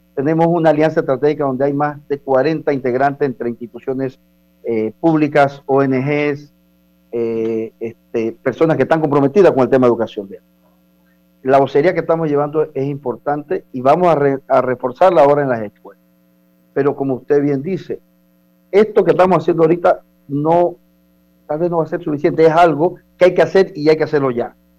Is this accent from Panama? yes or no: yes; Chiriquí, Panama; moved away; allá en, en, mi tierra, en Chiriquí